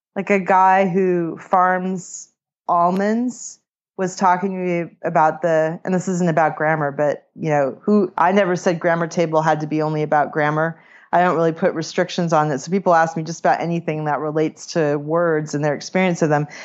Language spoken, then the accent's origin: English; California, United States; moved away; also born or lived in Boston; I grew up in California, and I lived in Boston